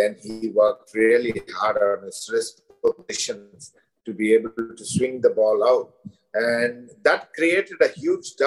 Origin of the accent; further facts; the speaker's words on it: India; as an Indian, and more so as an Indian coach